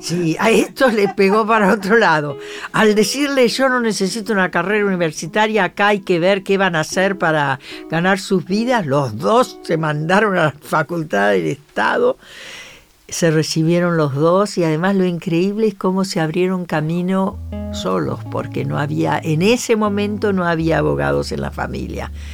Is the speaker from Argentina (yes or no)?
yes; Argentina; yo desde que me fui de Argentina